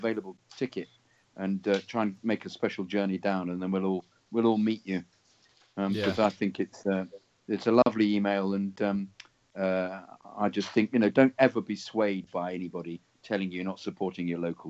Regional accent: Kensington and Chelsea, London, United Kingdom; born there; Well, I was born in Kensington and Chelsea, and my dad was a Chelsea fan

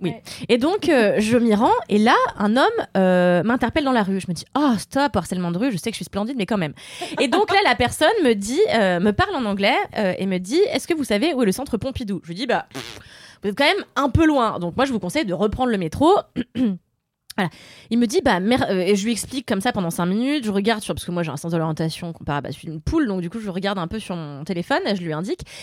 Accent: Mauritius; chez moi à Maurice

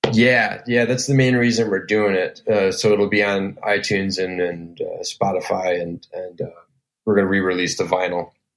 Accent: Elgin, Illinois, United States; I grew up in Elgin, Illinois, which is about 35 miles outside of downtown Chicago

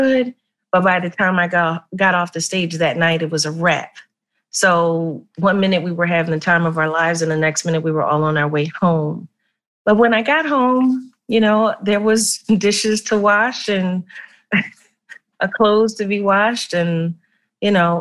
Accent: Philadelphia, Pennsylvania, United States; where I'm from North Philly

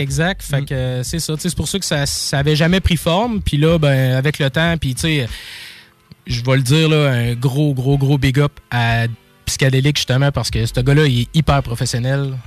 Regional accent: Quebec City, Quebec, Canada; also born or lived in Sainte-Brigitte-de-Laval; je suis originaire, ben oui, de Québec. Euh, principalement, ben là, j'étais à Sainte-Brigitte-de-Laval

